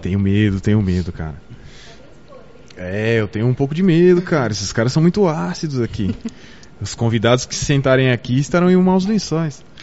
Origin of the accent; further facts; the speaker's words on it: São Paulo, Brazil; now in Botucatu, Brazil; Eu não sou de Botucatu, eu sou de São Paulo, mas eu me tornei botucudo.